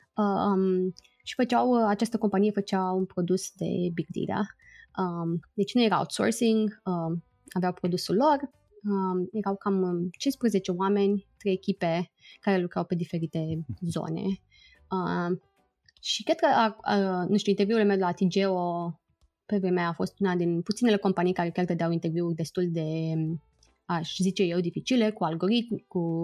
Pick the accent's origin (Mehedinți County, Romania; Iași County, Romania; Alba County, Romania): Iași County, Romania; Iași; moved away as an adult; also born or lived in Timișoara, Romania / London, United Kingdom; now in San Francisco, United States; eu sunt din Iași, deci am făcut toată școala în Iași.